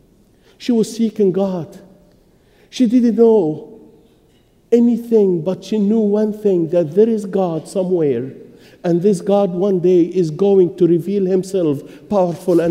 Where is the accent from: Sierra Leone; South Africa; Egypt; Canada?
Egypt; moved away; I was born and raised in Egypt